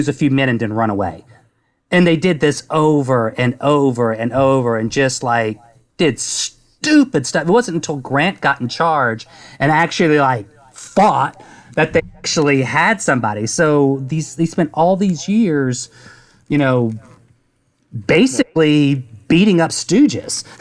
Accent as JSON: {"language": "English", "region": "Texas", "country": "United States", "tie": "born or raised there", "said": "Texas, I grew up in Texas"}